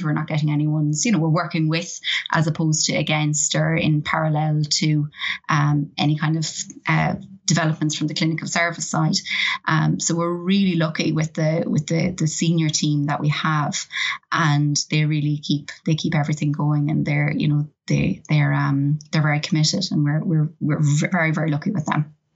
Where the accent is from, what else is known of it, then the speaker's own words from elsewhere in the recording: Ireland; I, am very Irish